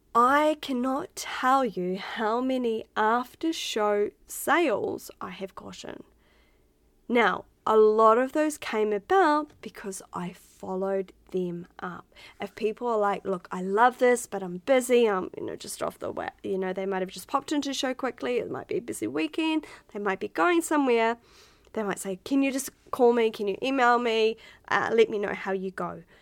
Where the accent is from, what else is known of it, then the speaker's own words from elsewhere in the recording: Otaki, Wellington, New Zealand; moved away as an adult; now in Australia; I was from Otaki back in New Zealand. We had like what 4,000 people in our hometown